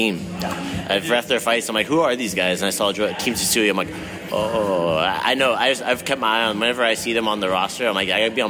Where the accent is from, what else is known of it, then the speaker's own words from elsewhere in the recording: California, United States; So I'm from California.